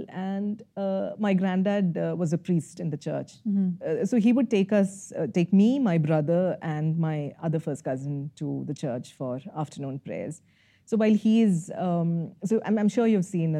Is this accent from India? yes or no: yes; Kerala, India; moved away as an adult; also born or lived in Kottayam / Karnataka / Rajasthan; now in Bangalore, India; being a Malayali and growing up in Kerala is a mixed bag